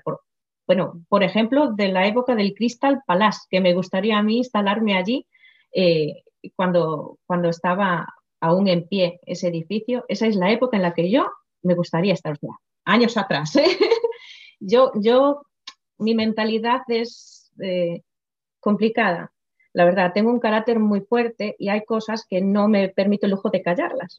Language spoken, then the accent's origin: Spanish; Galicia, Spain; first language Galician; Spanish is a second language; donde yo nací, o sea, mi pueblo, Idul